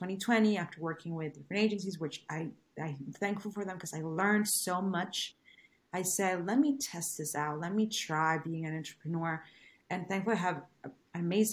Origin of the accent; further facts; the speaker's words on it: Venezuela; English is a second language; moved away as an adult; I wasn't born in this country. I was born in Venezuela. So I arrived here 12 years ago.